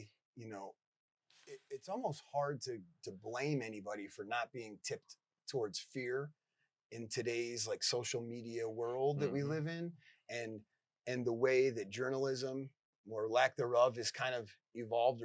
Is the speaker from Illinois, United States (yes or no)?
yes; Chicago, Illinois, United States; now in Ecuador; I grew up in the Chicagoland area